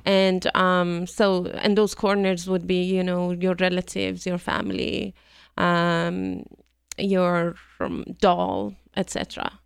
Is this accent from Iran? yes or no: yes; Isfahan, Iran; English is a second language; moved away as an adult; also born or lived in Michigan; I grew up in one of the most religious cities um, in Iran, um, Isfahan, and the second largest city.